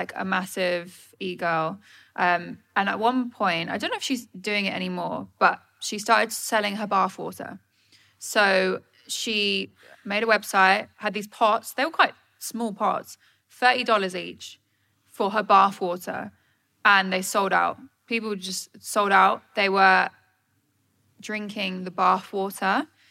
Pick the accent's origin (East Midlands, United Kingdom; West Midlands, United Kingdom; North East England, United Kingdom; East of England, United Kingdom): East of England, United Kingdom; Suffolk; I'm from Suffolk